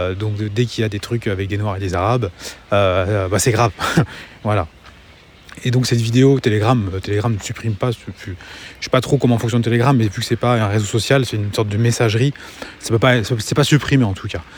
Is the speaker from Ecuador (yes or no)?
no; France; now in Angers, France